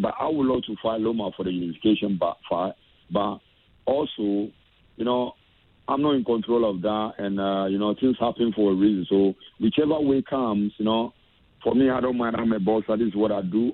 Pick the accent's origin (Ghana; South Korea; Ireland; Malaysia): Ghana; Accra, Greater Accra; moved away; as a Ghanaian and coming from the same area